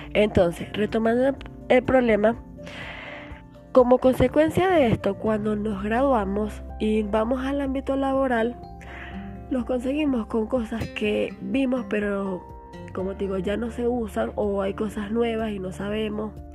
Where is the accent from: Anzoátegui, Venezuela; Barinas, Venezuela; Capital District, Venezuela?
Barinas, Venezuela; yo soy de Varina